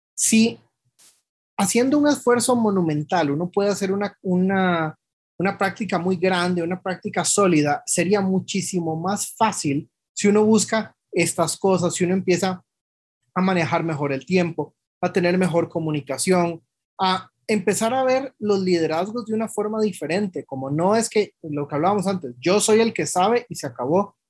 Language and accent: Spanish; Costa Rica; also born or lived in Mexico; Aquí en Costa Rica particularmente yo topé con pared cuando llegué, yo regresé de México en el 2016